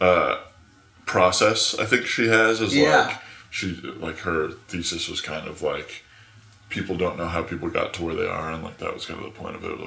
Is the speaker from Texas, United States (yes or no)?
no; Tucson, Arizona, United States; also born or lived in Page, Arizona; I grew up in Tucson, which is like one of the southernmost big cities in Arizona.